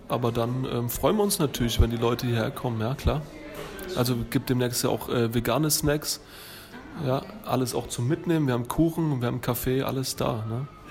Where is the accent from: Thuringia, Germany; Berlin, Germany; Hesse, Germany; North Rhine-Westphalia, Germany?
Thuringia, Germany; also born or lived in Lower Franconia, Bavaria; now in Würzburg area, Germany; Ich bin ursprünglich in Thüringen geboren, wohne aber jetzt acht Jahre hier in der Gegend und ähm, schon über 13 Jahre in Unterfranken